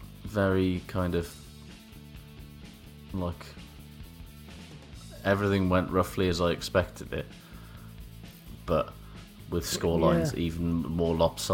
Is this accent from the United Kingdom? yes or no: yes; the Valleys, Wales, United Kingdom; moved away as an adult; also born or lived in Coventry; it was the first time I'd lived outside of the valleys